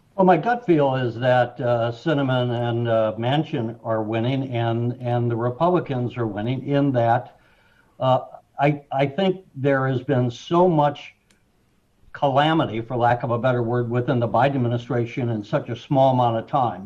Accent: St. Louis, Missouri, United States; now in Illinois, United States; I grew up in St. Louis

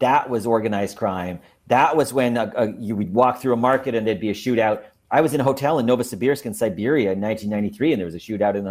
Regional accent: Montreal, Quebec, Canada; now in Los Angeles, United States; I'm originally from Montreal, Quebec, Canada, which is a cold, snowy city. But now I'm in Los Angeles, California

